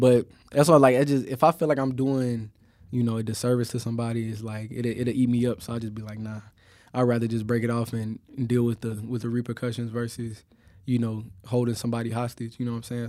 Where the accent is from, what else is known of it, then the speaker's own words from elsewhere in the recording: Chicago, Illinois, United States; moved away; also born or lived in Miami; I'm from Chicago